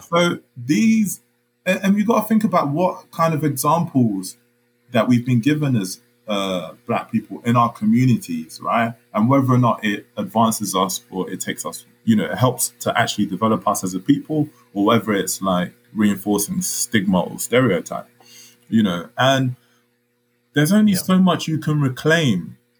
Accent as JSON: {"language": "English", "region": "London", "country": "United Kingdom", "also_born_or_lived": "Congo", "said": "I'm a black Londoner."}